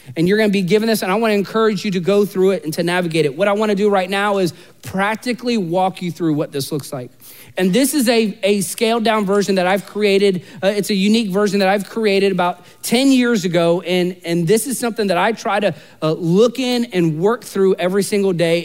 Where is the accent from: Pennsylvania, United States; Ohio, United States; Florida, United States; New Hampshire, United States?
Florida, United States; Central; I'm from Central Florida